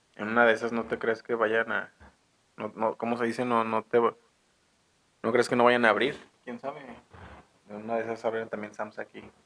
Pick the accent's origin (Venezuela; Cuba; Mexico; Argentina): Mexico; Guadalajara, Jalisco; now in San Francisco del Rincón, Mexico; yo soy de Guadalajara, Jalisco